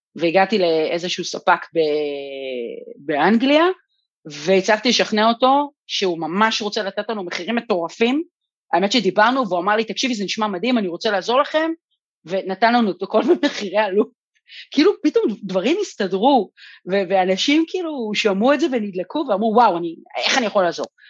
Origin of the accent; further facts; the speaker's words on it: Kiryat Gat, Southern District, Israel; שגדלתי בקריית גד